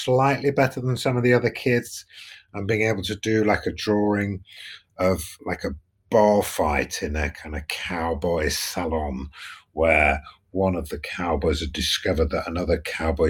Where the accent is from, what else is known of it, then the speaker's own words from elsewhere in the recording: Nottingham, East Midlands, United Kingdom; I grew up in Nottingham, which is the East Midlands